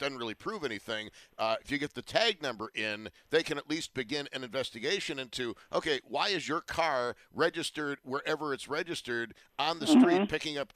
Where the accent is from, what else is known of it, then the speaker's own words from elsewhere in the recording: Kenton, New York, United States; we went to school in Kenton